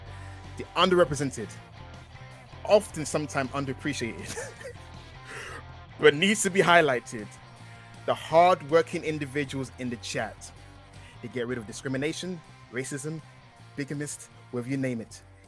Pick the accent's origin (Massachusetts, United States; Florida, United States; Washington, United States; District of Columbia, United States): Washington, United States; Seattle; I'm from Seattle, Washington, like Bryan Danielson or Aberdeen.